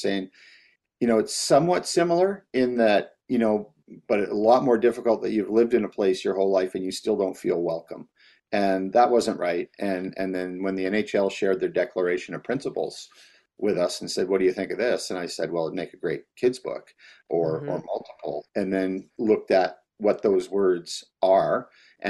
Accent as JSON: {"language": "English", "country": "Canada", "said": "buying into the stereotypes and the fact that I'm Canadian, we chose hockey because we're here in Edmonton and we love it."}